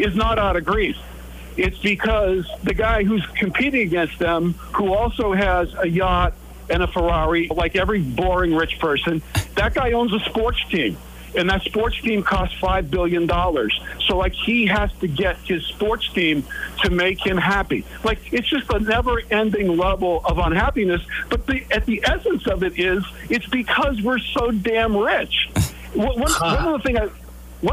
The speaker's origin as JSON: {"language": "English", "country": "United States", "tie": "born or raised there", "said": "I was born in the United States, in the richest country in the world"}